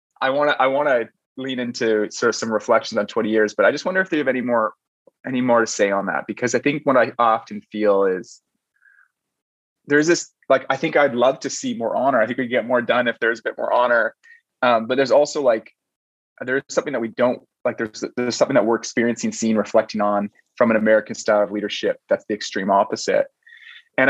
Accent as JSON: {"language": "English", "country": "Canada"}